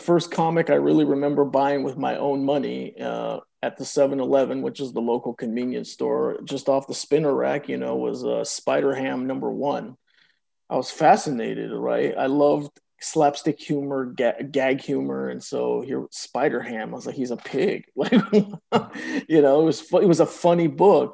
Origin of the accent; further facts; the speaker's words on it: Oakland, California, United States; first language Spanish; English is a second language; I was born in Oakland, California. I was born of two Mexican immigrants. Didn't speak any English in the house. Everything was Spanish